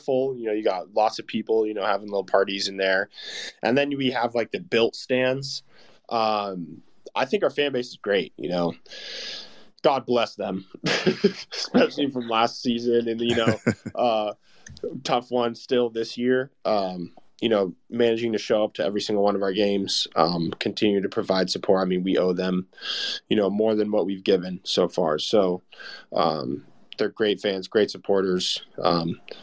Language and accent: English; Arlington, Texas, United States; I was born in Arlington